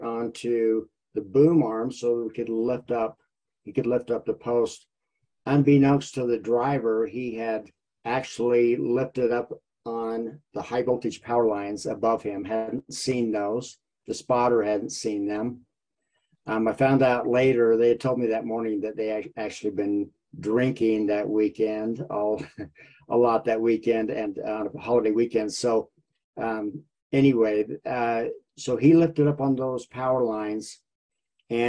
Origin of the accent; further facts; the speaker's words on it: Vernal, Utah, United States; moved away as an adult; now in Orem, United States; I grew up in Vernal, Utah